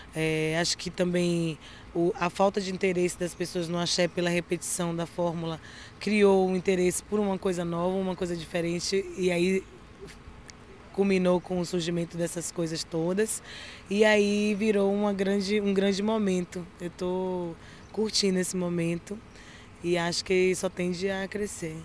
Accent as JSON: {"language": "Portuguese", "region": "Bahia", "country": "Brazil", "said": "somos da Bahia"}